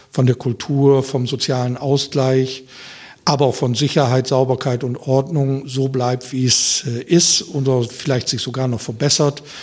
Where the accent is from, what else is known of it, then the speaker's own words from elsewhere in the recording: Diepholz, Lower Saxony, Germany; Ja, also ich habe, äh, wie gesagt, in Osnabrück studiert. Das war nicht weit weg von meinem Heimatort Diepholz.